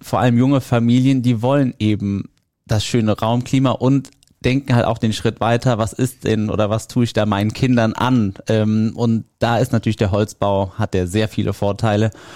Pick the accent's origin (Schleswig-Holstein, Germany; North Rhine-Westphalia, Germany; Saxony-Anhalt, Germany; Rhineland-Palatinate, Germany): North Rhine-Westphalia, Germany; Niederkassel; wir kommen aus Niederkassel, das ist in der Nähe von Bonn